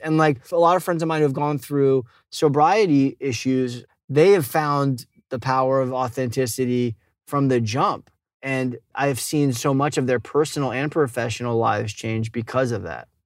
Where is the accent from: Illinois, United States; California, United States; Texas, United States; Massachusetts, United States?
Massachusetts, United States; Boston; I grew up in Boston, but we had a, a little summer house in upstate New York